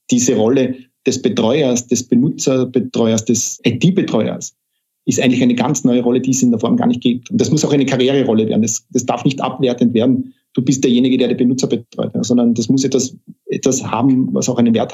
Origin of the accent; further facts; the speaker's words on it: Carinthia, Austria; ich komme ja aus Kärnten und ich bin gerade dabei, mir wieder einen Rückzug, Rückzugort in Kärnten zu suchen.